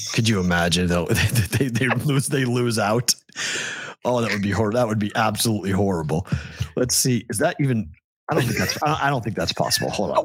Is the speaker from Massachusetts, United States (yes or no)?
yes; Andover, Massachusetts, United States; I'm from Andover